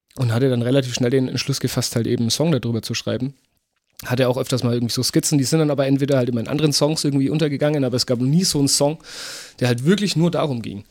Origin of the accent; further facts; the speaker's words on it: Wachendorf, Bavaria, Germany; also born or lived in Fürth; in Wachendorf, wo ich herkomme